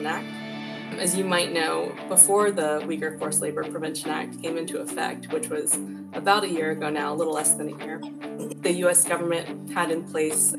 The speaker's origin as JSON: {"language": "English", "region": "Georgia", "country": "United States", "also_born_or_lived": "China / New York / Hong Kong", "moved": "as an adult", "said": "I'm from Georgia originally. I went to University of Georgia for undergrad"}